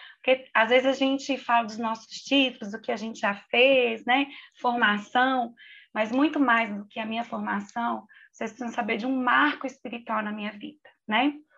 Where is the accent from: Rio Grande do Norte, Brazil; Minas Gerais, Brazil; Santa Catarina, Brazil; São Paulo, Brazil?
Minas Gerais, Brazil; como uma boa mineira